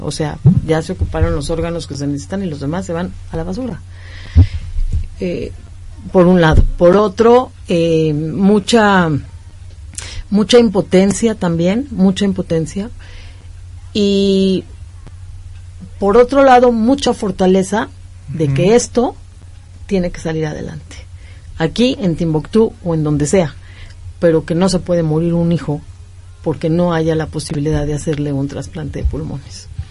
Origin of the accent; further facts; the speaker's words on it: Mexico; Somos ciudadanos mexicanos